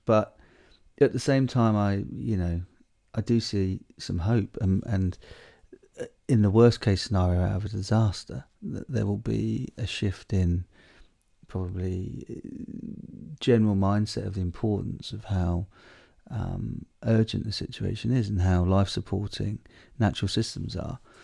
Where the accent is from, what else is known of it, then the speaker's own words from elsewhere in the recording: Southwold, East of England, United Kingdom; now in Malawi; when I was a kid growing up where we grew up in the South Ward, right in that beautiful sort of special area of conservation, which is down on the Blythe Estuaries